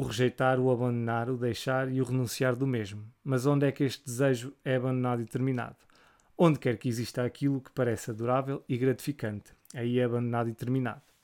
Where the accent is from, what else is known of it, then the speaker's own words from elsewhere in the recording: Portugal; como português